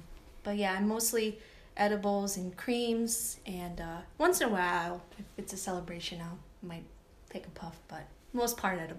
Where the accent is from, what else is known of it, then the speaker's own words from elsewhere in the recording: Rhode Island, United States; now in Maine, United States; So I grew up in Rhode Island